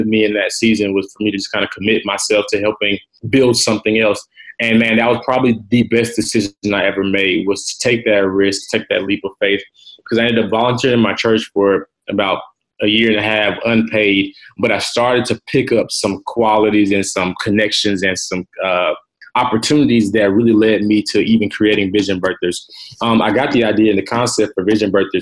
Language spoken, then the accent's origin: English; Atlanta, Georgia, United States; I am from Atlanta, Georgia. Born and raised